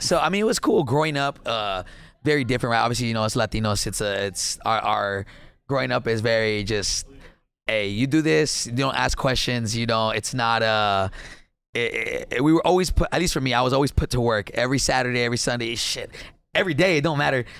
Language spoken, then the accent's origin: English; Laredo, Texas, United States; moved away as an adult; now in Dallas, United States; first generation, born and raised in Laredo, Texas